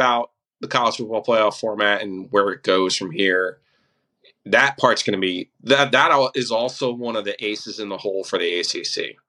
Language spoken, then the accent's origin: English; the North, United States; I'm from the North.